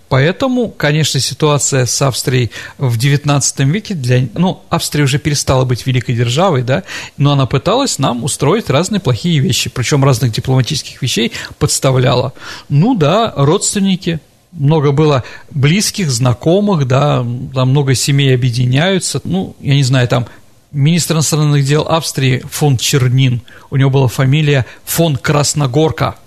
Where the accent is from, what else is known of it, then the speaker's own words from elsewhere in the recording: Saint Petersburg, Russia; как ленинградец